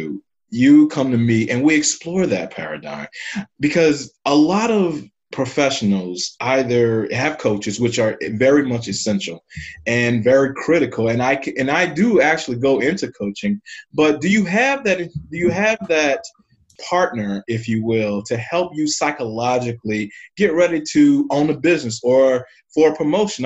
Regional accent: New Orleans, Louisiana, United States; now in St. Louis, United States; I'm in St. Louis, Missouri, and I'm originally from New Orleans, Louisiana

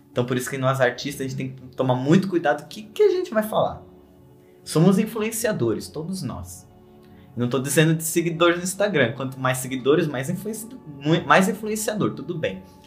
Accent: São Paulo, Brazil; also born or lived in Guarulhos; eu nasci em Guarulhos, né? Mas eu quase não tenho lembranças lá, porque eu vim para São Paulo eu já tinha cinco anos

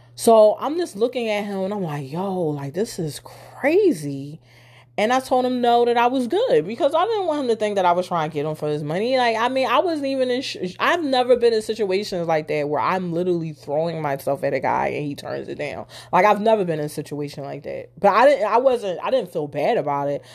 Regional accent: Philadelphia, Pennsylvania, United States; I'm from Philly

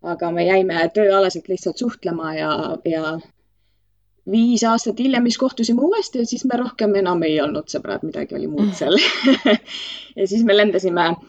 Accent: Estonia; moved away as an adult; also born or lived in Ireland / London, United Kingdom; ma olen Eestist eemal olnud kuusteist aastat. ma läksin äh, Iirimaale esialgu

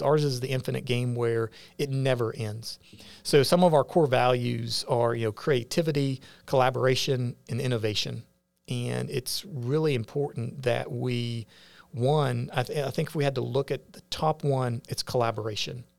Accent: West Virginia, United States; moved away as an adult; now in Augusta County, Virginia, United States; growing up in West Virginia, but then coming to the Shenandoah Valley

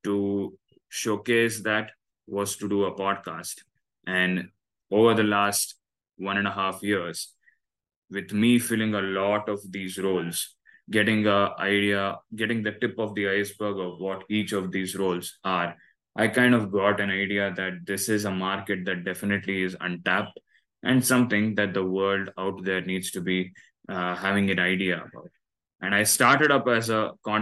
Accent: Bangalore, Karnataka, India; first language Kannada; English is a second language; I come from Bangalore and I'm a Bangalore boy. So I have my mother tongue as Kannada.

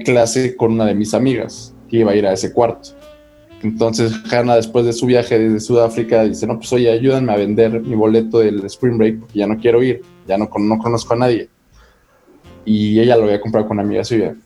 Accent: Mexico; Como buen mm. mexicano

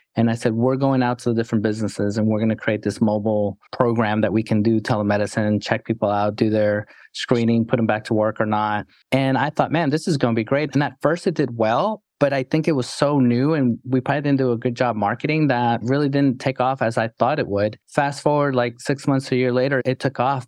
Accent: New York City, New York, United States; moved away; also born or lived in Texas; growing up in New York City

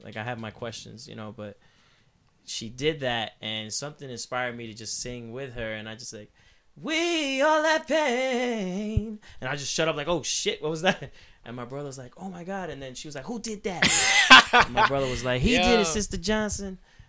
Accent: El Negro, Puerto Rico; I grew up in El Negro, Puerto Rico. Like, it's, like, not even police show up there.

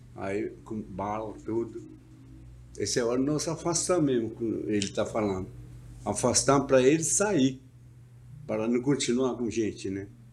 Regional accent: Brazil; quero voltar para a minha aldeia

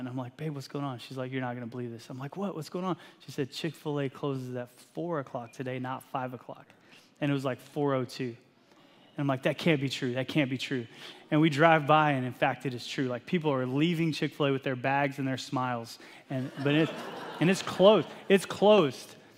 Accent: Texas, United States; moved away as an adult; now in Eastern Washington, United States; I grew up in Texas

